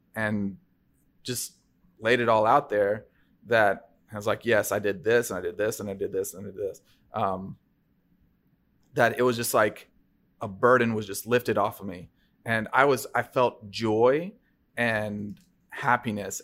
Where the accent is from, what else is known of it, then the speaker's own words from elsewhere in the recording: Bellevue, Tennessee, United States; also born or lived in Fairview, Tennessee; we moved from Fairview, um, in, you know, outside of Nashville to Bellevue, um, when I was in sixth grade